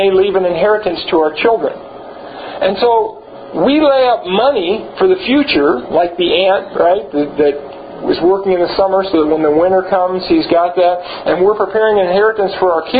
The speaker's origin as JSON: {"language": "English", "town": "Los Angeles", "region": "California", "country": "United States", "tie": "born or raised there", "said": "I was born in Los Angeles"}